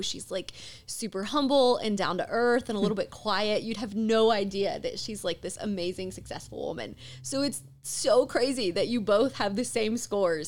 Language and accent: English; Mississippi, United States; when I was a kid growing up in Mississippi